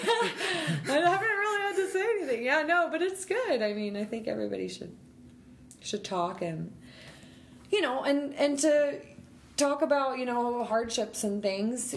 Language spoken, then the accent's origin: English; Denver, Colorado, United States; also born or lived in Rockford, Illinois; we moved to Denver when I was young. So I grew up in Denver